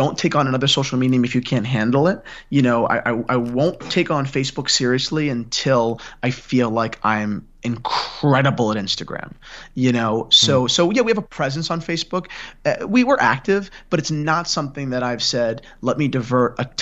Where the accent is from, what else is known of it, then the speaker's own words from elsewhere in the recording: near Gary Vaynerchuk's wine shop, New Jersey, United States; I grew up 15 minutes from Gary's wine shop